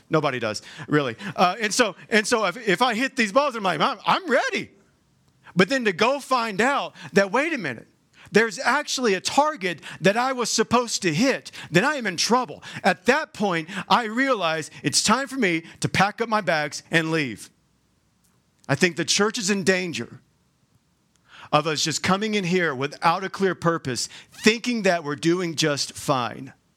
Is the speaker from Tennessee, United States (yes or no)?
no; Georgia, United States; moved away as an adult; now in Utah, United States; I'm, I'm from Georgia. You'll probably hear that in, in my accent